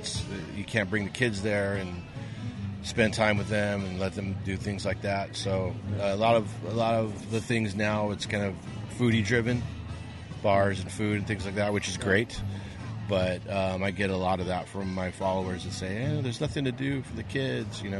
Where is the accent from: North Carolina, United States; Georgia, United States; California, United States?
California, United States; Whittier; I grew up in Whittier